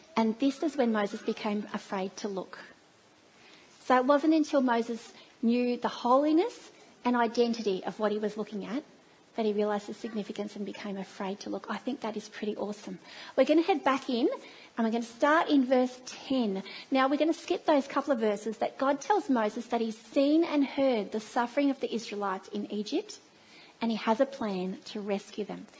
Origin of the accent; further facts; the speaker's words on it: Australia; accent: Australian twang; It's a very Australian twang